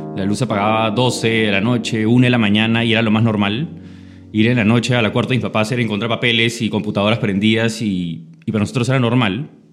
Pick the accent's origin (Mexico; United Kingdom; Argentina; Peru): Peru; Lima; el colegio lo estudié en San Borja, me crié en San Borja